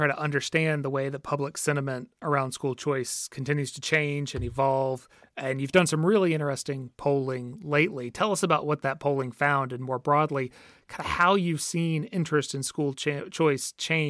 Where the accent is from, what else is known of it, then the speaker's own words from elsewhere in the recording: Georgia, United States; my home state, birth state of Georgia